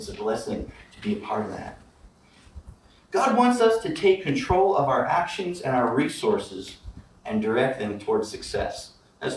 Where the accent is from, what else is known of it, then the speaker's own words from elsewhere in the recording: Midwest, United States; I grew up in the Midwest